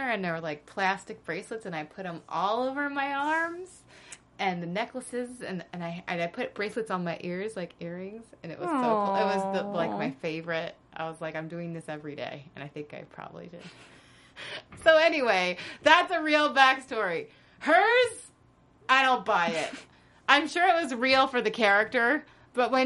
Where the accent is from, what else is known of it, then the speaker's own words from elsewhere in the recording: North Carolina, United States; moved away; my home state of North Carolina